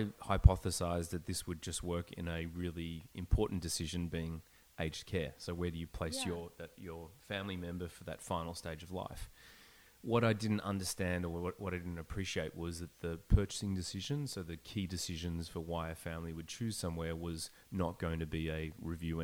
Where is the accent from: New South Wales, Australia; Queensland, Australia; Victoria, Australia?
Victoria, Australia; Melbourne; moved away as an adult; also born or lived in Sydney, Australia; now in Vancouver, Canada; I grew up in Melbourne. Mm-hmm. I lived in Sydney for about 9 years.